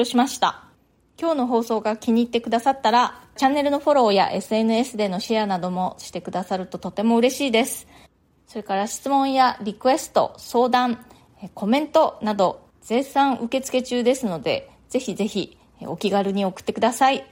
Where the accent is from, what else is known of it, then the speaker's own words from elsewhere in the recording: Japan; moved away as an adult; now in New York, United States; 私は日本で生まれ育って、で、大人になってから単身ニューヨークに引っ越してきたんですね